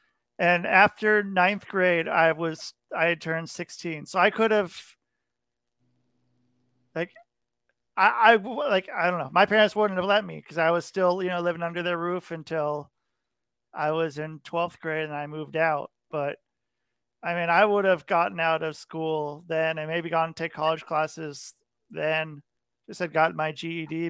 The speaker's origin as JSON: {"language": "English", "area": "near Portland", "region": "Oregon", "country": "United States", "tie": "born or raised there", "moved": "yes", "said": "I grew up near Portland, Oregon"}